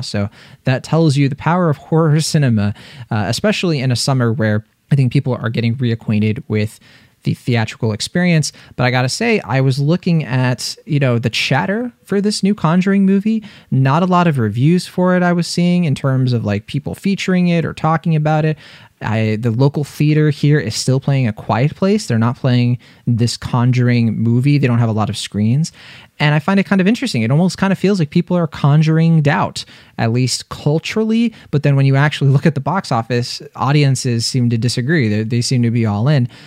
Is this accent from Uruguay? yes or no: no; East Coast, United States; I'm from the East Coast